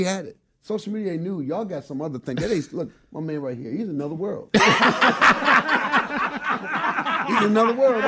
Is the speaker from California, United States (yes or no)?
no; Benton Harbor, Michigan, United States; moved away; Benton Harbor, Michigan, my hometown